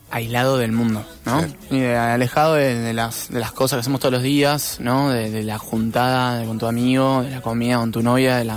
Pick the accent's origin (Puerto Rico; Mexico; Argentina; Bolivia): Argentina; como buen argentino